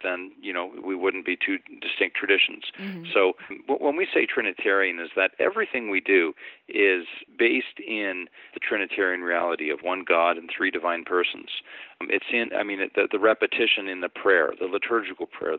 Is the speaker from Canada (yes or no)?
yes; Canada; moved away as an adult; also born or lived in Eastern Europe; now in Pittsburgh, United States; I'm originally from Canada